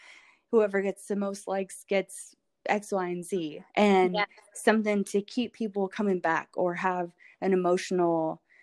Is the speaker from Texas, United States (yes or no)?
no; Louisville, Kentucky, United States; also born or lived in Knoxville, United States; Well, I was born in Knoxville, so okay, pretty close, but I grew up here and I love Louisville.